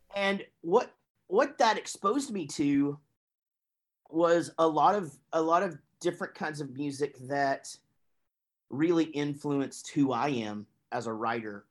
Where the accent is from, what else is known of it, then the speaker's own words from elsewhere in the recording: Wichita Falls, Texas, United States; moved away as an adult; also born or lived in Grapevine, Texas / Duncan, Oklahoma / Denton, Texas; my parents moved to Wichita Falls and that's where I was until the band moved to Denton, Texas.